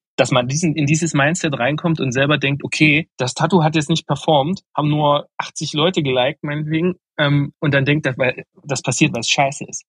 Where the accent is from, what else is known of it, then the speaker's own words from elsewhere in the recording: Meissen, Saxony, Germany; also born or lived in Dresden; ich komme aus Meißen ursprünglich, was ja aber dieselbe Region ist.